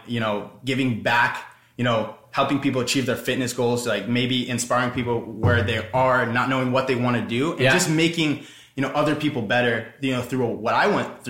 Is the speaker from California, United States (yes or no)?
yes; Orange County, California, United States; I'm from Orange County, California.